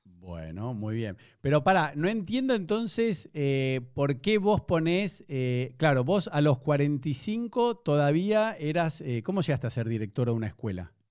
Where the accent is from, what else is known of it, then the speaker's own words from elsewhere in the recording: Argentina; now in Buenos Aires, Argentina; como buen argentino, igual nunca fui a Chile